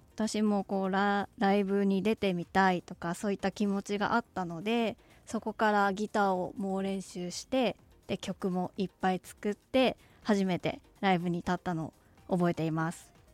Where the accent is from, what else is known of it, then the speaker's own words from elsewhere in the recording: Sapporo, Hokkaido, Japan; 生まれも育ちも札幌でバリバリのどさんこです